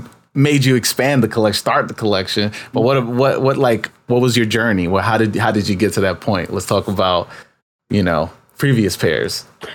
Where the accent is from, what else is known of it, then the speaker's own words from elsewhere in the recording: New York, United States; I'm from New York